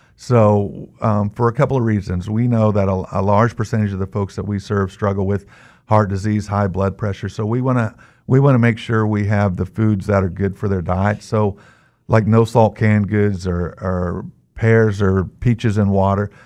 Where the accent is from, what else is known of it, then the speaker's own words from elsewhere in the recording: Newton, Kansas, United States; I'm from Kansas. I live in Newton. I've lived there most of my life.